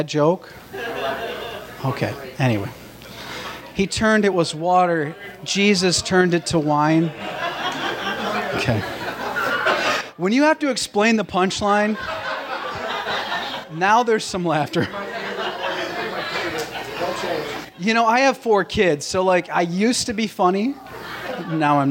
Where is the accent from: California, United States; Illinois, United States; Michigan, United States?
Michigan, United States; Traverse City; I hail from Traverse City, Michigan